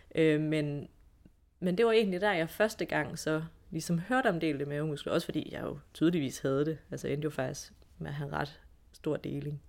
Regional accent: Esbjerg, Southern Denmark, Denmark; jeg kommer jo fra Esbjerg

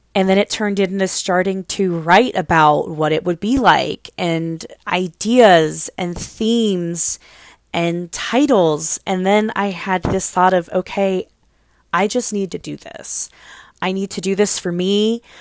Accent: Cincinnati, Ohio, United States; I was born in Cincinnati, Ohio. I was raised in Cincinnati, Ohio. That's where I live today

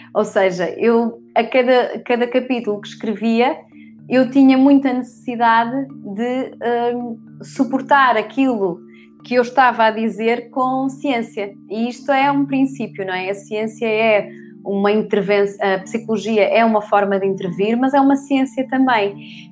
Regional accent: Porto, Norte, Portugal; now in Loures, Portugal; eu sou do Porto, fomos, eu vivo em Louros

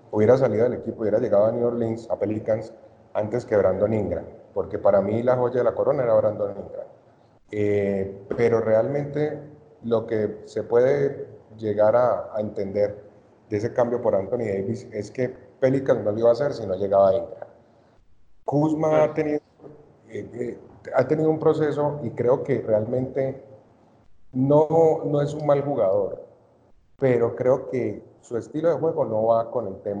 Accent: Cali, Valle del Cauca, Colombia; soy de Cali

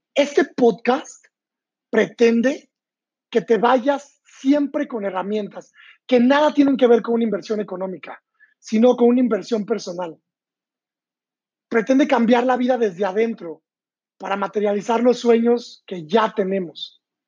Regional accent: San Luis Potosí, Mexico; moved away as an adult; also born or lived in London; Yo nací en San Luis Potosí, México, hace 30 años

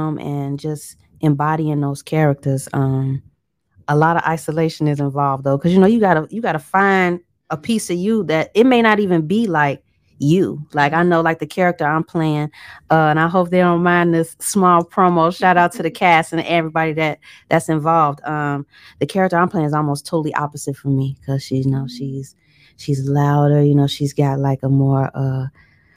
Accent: Chicago, Illinois, United States; I'm from Chicago

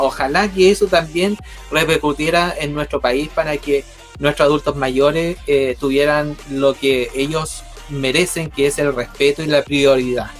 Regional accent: Concepción, Biobío, Chile; nosotros somos la voz de Conce

